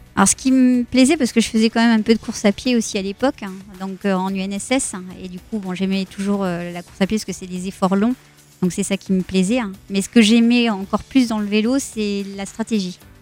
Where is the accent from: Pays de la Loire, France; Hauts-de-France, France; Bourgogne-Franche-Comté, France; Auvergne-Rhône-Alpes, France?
Bourgogne-Franche-Comté, France; Sens; moved away; also born or lived in Périgueux, Dordogne; Je suis née à Sens dans Lyon